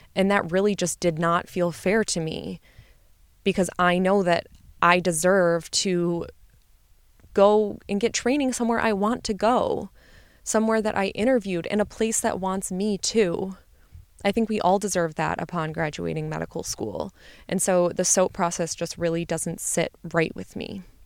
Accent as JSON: {"language": "English", "region": "Midwest", "country": "United States", "said": "I'm from the Midwest, and so I wanted to stay home"}